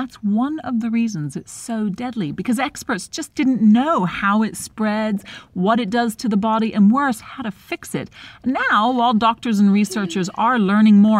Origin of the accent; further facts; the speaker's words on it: Texas, United States; now in India; my home state of Texas